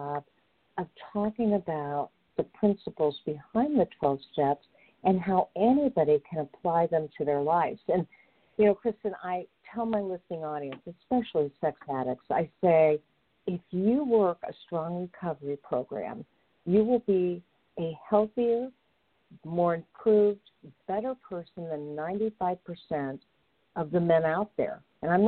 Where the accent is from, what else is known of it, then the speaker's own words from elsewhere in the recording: Indianapolis, Indiana, United States; I'm from Indianapolis.